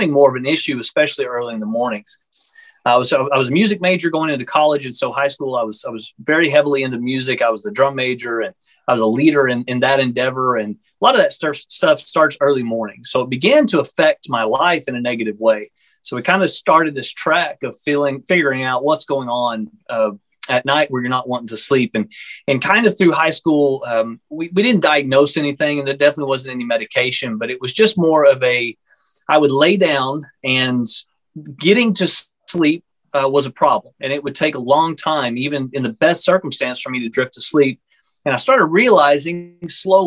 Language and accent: English; Texas, United States; I'm from the Texas area in the United States